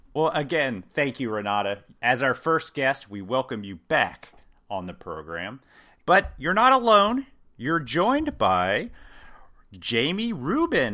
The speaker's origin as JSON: {"language": "English", "region": "Midwest", "country": "United States", "said": "I'm from the Midwest"}